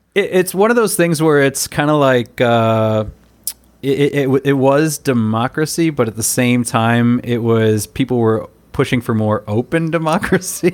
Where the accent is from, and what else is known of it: United States; moved away as an adult; now in Taiwan